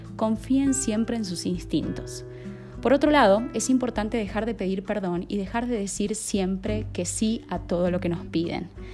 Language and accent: Spanish; Argentina; moved away as an adult; now in Colombia; soy argentina de nacimiento y estoy viviendo en Colombia hace más de un año y medio